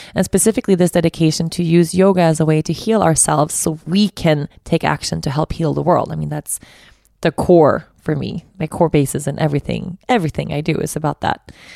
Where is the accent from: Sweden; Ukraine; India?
Sweden; Stockholm, Stockholm County; I'm from Stockholm, so I know the city really well